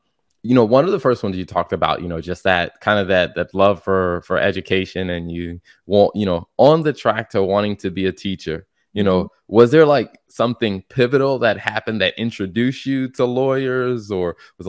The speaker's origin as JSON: {"language": "English", "region": "South Carolina", "country": "United States", "tie": "born or raised there", "lives_now": "North Carolina, United States", "said": "because I'm in North Carolina and like I grew up in South Carolina."}